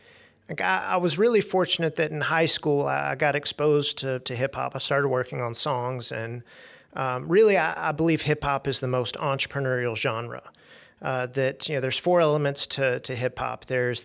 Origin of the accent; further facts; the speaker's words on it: Little Rock, Arkansas, United States; So I was born and raised in Little Rock, and I'm fortunate.